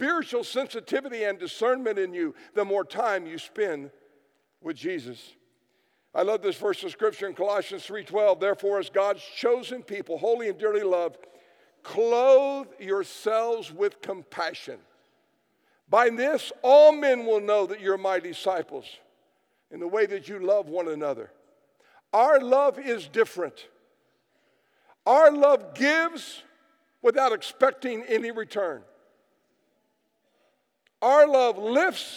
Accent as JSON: {"language": "English", "country": "United States", "said": "I come from America"}